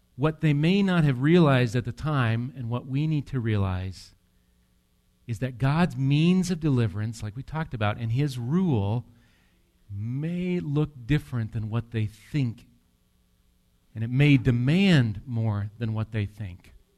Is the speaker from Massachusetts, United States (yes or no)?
no; near Medford, Wisconsin, United States; I grew up near Medford, Wisconsin